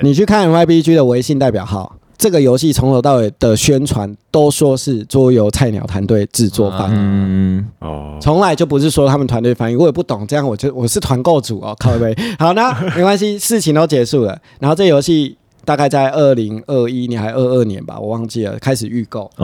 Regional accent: Taiwan; 像我一个台湾人

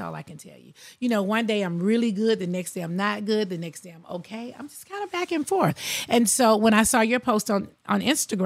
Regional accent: Athens, Georgia, United States; born or raised there; also born or lived in Queens, New York City

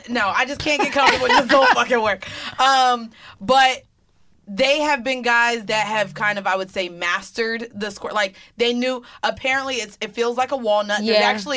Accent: New York City, New York, United States; I'm from the Bronx.

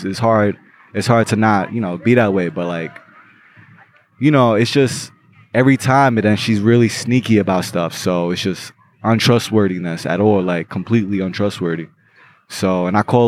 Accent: New York City, New York, United States; I was born in Brooklyn

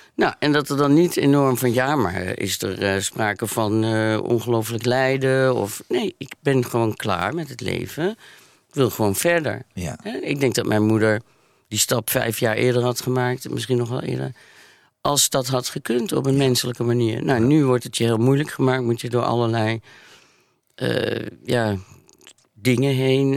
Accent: Maastricht, Limburg, Netherlands; in ons katholieke Limburg. En ik kom uit Maastricht

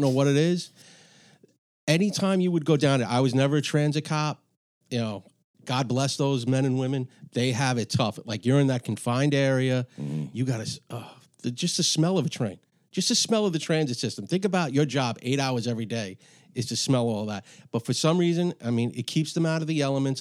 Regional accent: New York City, New York, United States; I grew up in Astoria, Astoria, Queens

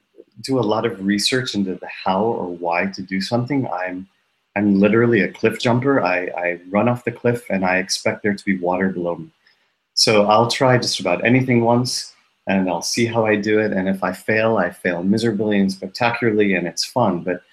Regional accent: Tennessee, United States; also born or lived in New York; now in Stockholm, Sweden; I'm an American living in Stockholm, Sweden, actually. I was raised in Tennessee in the South, and then I lived for 13 years in New York.

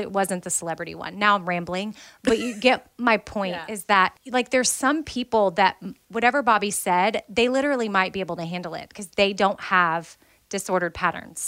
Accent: United States; I'm American

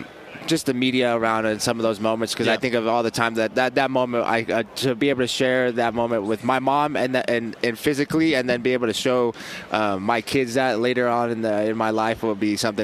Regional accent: Las Vegas, Nevada, United States; born there; this is my hometown in Las Vegas. I was born out here.

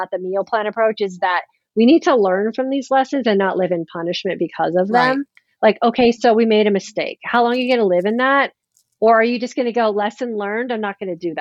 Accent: California, United States; I'm a California girl. Yes. I grew up in California.

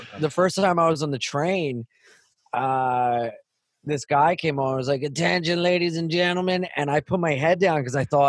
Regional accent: Wilmington, Delaware, United States; moved away as an adult; now in New York City, United States; I'm from Wilmington, Delaware. Lived there till I was 18, moved to New York City.

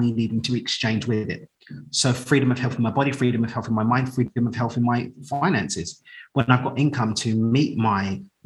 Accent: London, United Kingdom; moved away as an adult; now in Cabo San Lucas, Mexico; So I grew up in East London, moved out to Mexico 3 years ago now.

